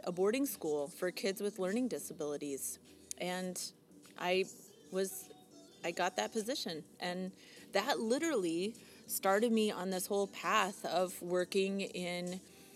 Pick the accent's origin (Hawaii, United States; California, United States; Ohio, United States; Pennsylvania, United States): Ohio, United States; Delta; moved away as an adult; also born or lived in Illinois; now in Canada; I was born in Delta, Ohio, okay. Which is this small rural town outside of Toledo, not far from Detroit.